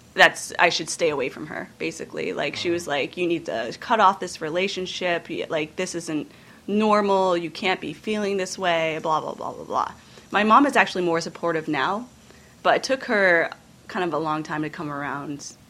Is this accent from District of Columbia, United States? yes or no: no; Northeast Kingdom, Vermont, United States; I grew up in the Northeast Kingdom in a French Canadian Caucasian family